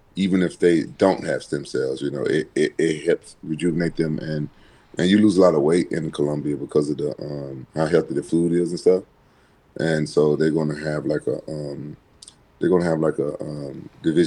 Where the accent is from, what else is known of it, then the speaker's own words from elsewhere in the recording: Memphis, Tennessee, United States; growing up in Memphis